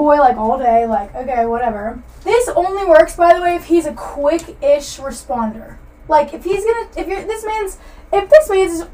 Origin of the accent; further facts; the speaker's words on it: Atlanta, Georgia, United States; I'm from Atlanta, so I have the Atlanta lingo